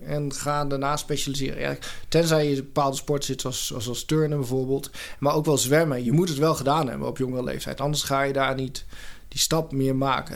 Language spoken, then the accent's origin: Dutch; Doetinchem, Gelderland, Netherlands; moved away as an adult; now in Eindhoven, Netherlands; ik kom oorspronkelijk uit de Achterhoek, uit Doetinchem. Ah. heb 18, 19, nee, 19 jaar gewoond.